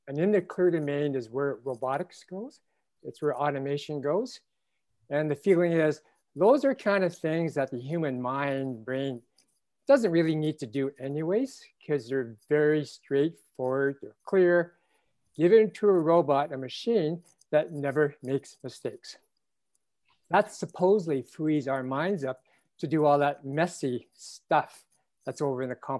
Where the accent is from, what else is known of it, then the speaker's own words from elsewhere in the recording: Canada; as a Canadian